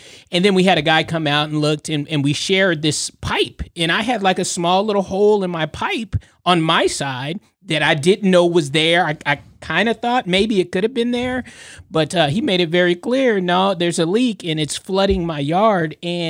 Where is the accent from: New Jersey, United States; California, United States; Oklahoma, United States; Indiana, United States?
California, United States; we're from California. My family's from California